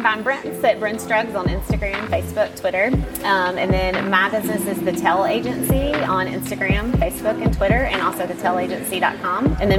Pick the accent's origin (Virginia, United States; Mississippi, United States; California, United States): Mississippi, United States; Star; moved away as an adult; also born or lived in Clinton, Mississippi; now in Jackson, United States; I'm from Star, Mississippi.